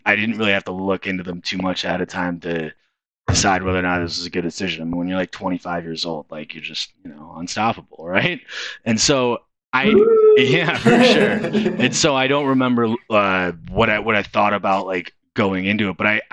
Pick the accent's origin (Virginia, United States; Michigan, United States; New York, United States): Michigan, United States; Detroit; also born or lived in Chicago; I'm from Metro Detroit